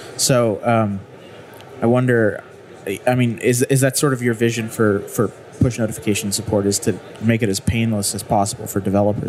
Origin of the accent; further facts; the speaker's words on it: Utah, United States; I'm from Utah. We have mountains.